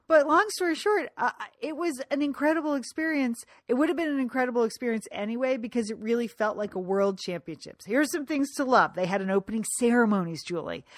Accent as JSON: {"language": "English", "town": "Fairfield", "region": "Connecticut", "country": "United States", "tie": "born or raised there", "moved": "as an adult", "said": "I had been asked by my hometown library on several occasions to speak there"}